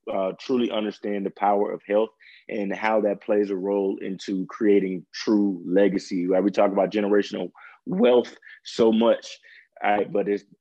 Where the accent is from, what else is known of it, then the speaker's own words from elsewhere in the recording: Jackson, Mississippi, United States; now in Dallas, United States; I'm from Jackson, Mississippi. Well, Floyd, Mississippi, but Jackson, Mississippi. And moved out to Dallas, Texas.